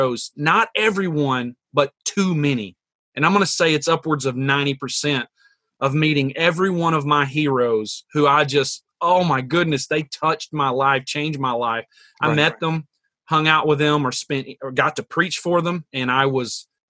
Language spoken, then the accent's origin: English; the South, United States; moved away; I'm from the South, so I hear a lot of the echoes of my Southern brothers and sisters and my family back there.